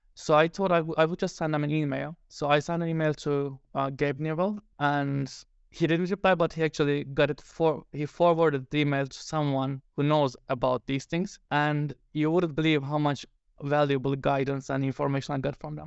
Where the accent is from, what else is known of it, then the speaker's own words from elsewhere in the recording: Turkey; now in Finland; I live in Finland. I'm original from Turkey